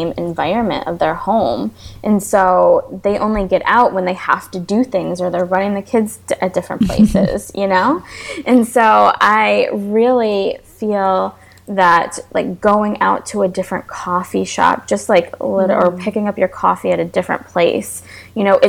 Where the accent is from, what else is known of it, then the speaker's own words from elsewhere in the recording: New York, United States; now in Florida, United States; I'm from New York, and I moved to Florida